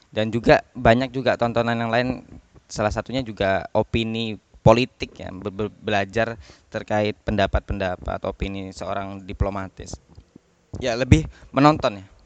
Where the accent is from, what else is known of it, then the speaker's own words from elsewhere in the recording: Bangkalan, East Java, Indonesia; accent: Madurese; usia 9 tahun sampai 25 tahun ini memang saya di Bangkalan. Jadi saya juga bingung saya ini asli mana gitu. Karena logat saya da- juga sudah mengarah ke Madura.